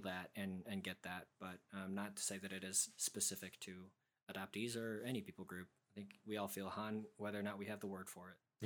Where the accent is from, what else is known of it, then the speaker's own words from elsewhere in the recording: United States; also born or lived in South Korea; what we as Korean adoptees go through, especially being raised in America, where it's like we're American